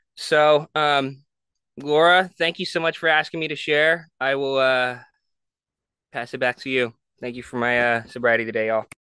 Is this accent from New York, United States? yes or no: no; San Jose, California, United States; also born or lived in Honolulu, Hawaii; I grew up in San Jose